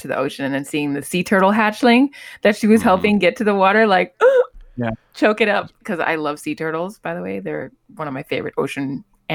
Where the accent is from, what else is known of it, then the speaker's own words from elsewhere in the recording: Miami, Florida, United States; I'm from Miami